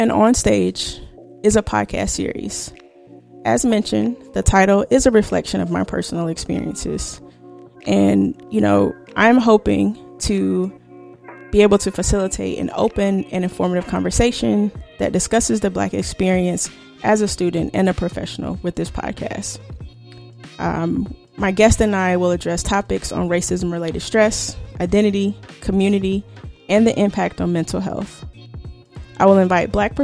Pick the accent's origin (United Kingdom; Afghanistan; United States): United States; the South; I grew up in the South